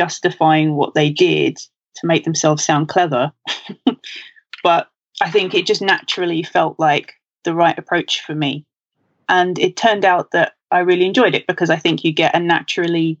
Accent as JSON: {"language": "English", "region": "London", "country": "United Kingdom", "said": "I'm from London"}